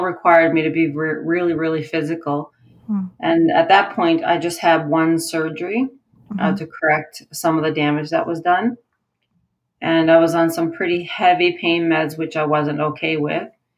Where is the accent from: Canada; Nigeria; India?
Canada; Newfoundland and Labrador; moved away as an adult; now in Alberta, Canada; I moved to Alberta 17 years ago. I'm originally from Newfoundland.